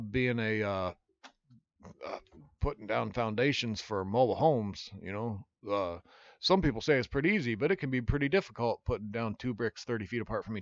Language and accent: English; Iowa, United States; moved away; also born or lived in Oregon / Los Angeles; I'm from Iowa.